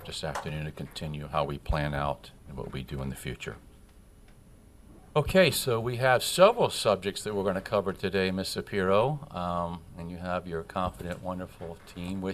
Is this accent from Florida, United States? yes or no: yes; Pompano Beach, Florida, United States; my hometown of Pompano Beach